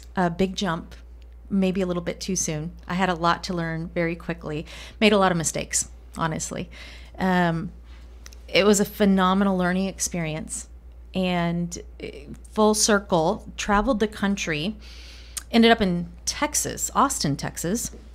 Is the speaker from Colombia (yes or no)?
yes; Colombia; first language Spanish; English is a second language; moved away; I grew up in Colombia, grew up speaking Spanish, not English.